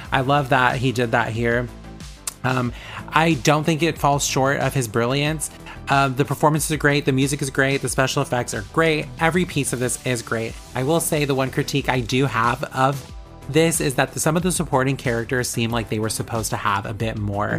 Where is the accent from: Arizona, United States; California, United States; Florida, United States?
California, United States; Vallejo; …'s from my hometown